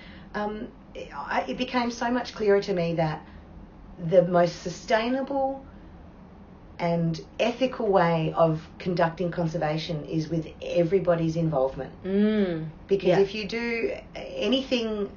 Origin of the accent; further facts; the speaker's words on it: Port Lincoln, South Australia, Australia; also born or lived in Adelaide; now in Port Lincoln, Australia; I was born in Port Lincoln.